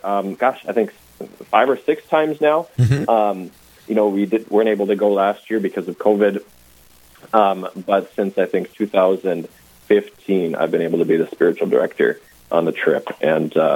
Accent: New Rockford, North Dakota, United States; growing up in New Rockford here, in the center of our diocese

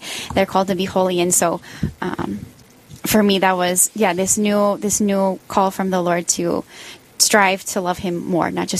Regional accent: Cedar Falls, Iowa, United States; moved away as an adult; also born or lived in Twin Cities, Minnesota; now in Sioux Falls, United States; I grew up in Cedar Falls, Waterloo area in northeast Iowa

